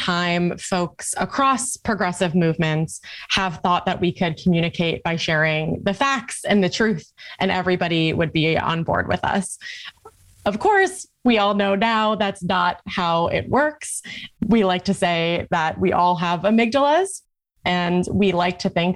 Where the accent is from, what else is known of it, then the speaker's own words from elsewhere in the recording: New York City, New York, United States; I grew up in Staten Island, New York